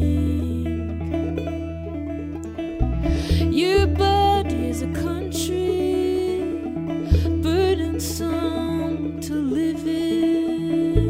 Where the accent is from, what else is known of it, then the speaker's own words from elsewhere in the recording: Montreal, Quebec, Canada; my hometown of Montreal